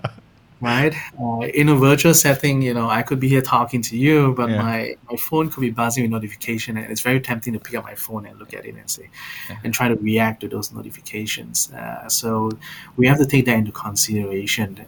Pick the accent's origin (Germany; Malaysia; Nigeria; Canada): Malaysia; moved away; also born or lived in Singapore / Australia / Mountain View; I'm originally from Malaysia, so I do understand a bit of Bahasa.